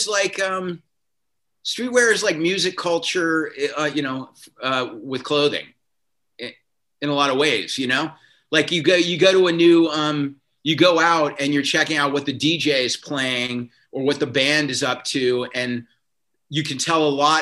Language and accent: English; South Carolina, United States; moved away as an adult; also born or lived in Providence, Rhode Island; now in Los Angeles, United States; I grew up in South Carolina